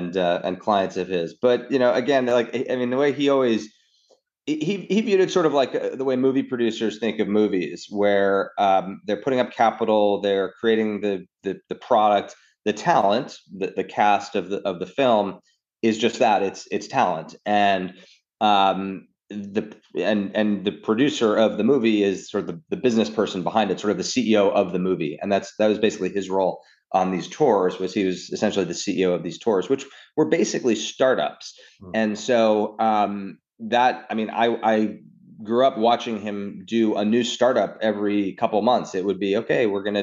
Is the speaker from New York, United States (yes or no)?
yes; New York City, New York, United States; I grew up in New York, actually Upper East Side until I was 12.